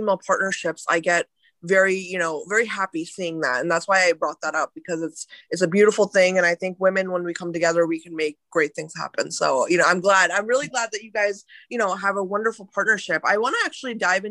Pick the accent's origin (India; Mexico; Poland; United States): India; moved away; I'm Indian by ethnicity, and I was born in India. I grew up there for a while.